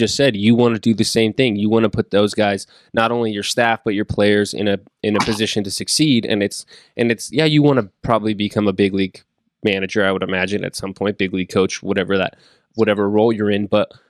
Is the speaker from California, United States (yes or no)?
yes; Northern California, United States; growing up in Northern California